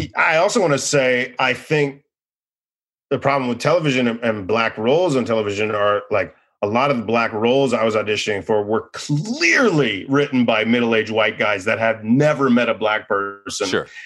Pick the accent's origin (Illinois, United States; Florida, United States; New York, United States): Florida, United States; Boca Raton; also born or lived in Boston; I'm from Boca Raton, Florida